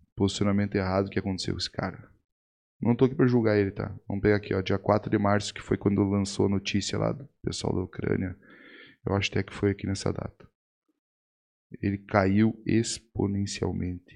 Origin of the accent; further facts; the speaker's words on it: Rio Grande do Sul, Brazil; Eu sou gaúcho do Rio Grande do Sul